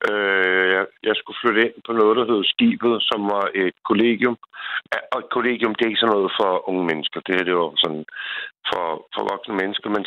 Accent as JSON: {"language": "Danish", "town": "Copenhagen", "region": "Capital Region of Denmark", "country": "Denmark", "moved": "as an adult", "lives_now": "Bornholm, Denmark", "said": "jeg er fra Sydhavnen, og Sydhavnen, altså, hvis man er fra havnen eller fra, noget, fra noget sted af, så skal man kunne stå inden for det."}